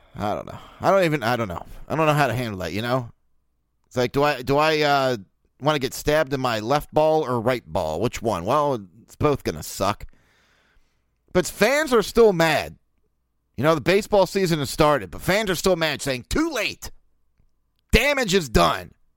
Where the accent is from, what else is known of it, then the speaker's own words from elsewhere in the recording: Baltimore, Maryland, United States; born and raised in Baltimore